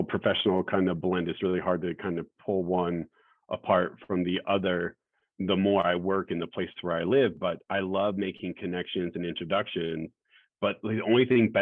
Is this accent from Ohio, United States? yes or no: no; West Valley, Arizona, United States; also born or lived in Goodyear, Arizona; I grew up in the West Valley